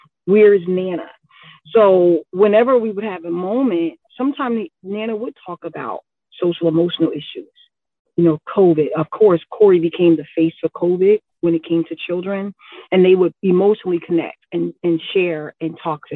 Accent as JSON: {"language": "English", "town": "Newark", "region": "New Jersey", "country": "United States", "tie": "born or raised there", "also_born_or_lived": "Willingboro", "said": "I grew up in Newark."}